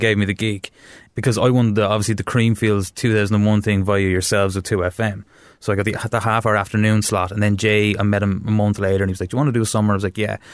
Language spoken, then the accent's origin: English; Wexford, Leinster, Ireland; I'm from Wexford town